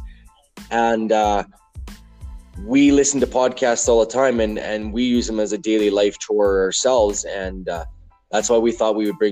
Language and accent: English; Alberta, Canada; I'm from Alberta, Canada.